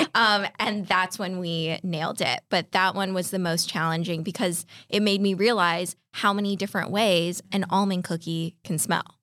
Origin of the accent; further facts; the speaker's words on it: California, United States; I grew up in California